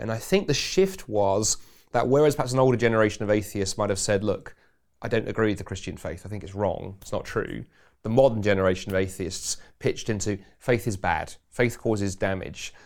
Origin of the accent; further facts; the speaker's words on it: England, United Kingdom; now in Scotland; being an Englishman